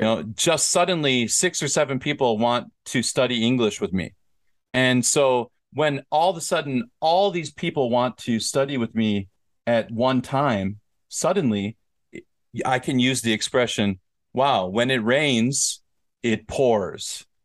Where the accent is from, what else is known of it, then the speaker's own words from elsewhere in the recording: Minnesota, United States; I'm from Minnesota